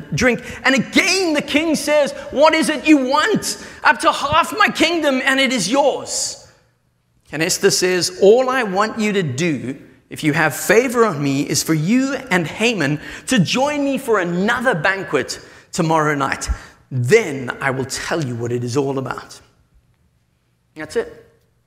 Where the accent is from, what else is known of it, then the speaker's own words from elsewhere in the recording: South Africa; moved away; I come from South Africa where it's metric